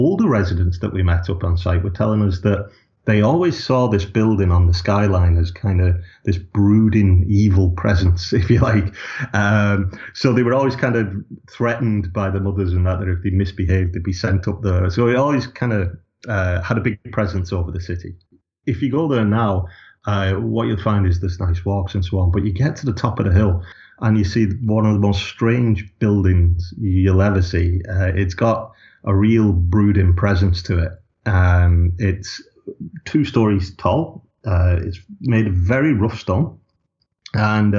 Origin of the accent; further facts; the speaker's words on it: Lancashire, North West England, United Kingdom; now in Ireland; I'm from Lancashire originally. I came to Ireland in 1999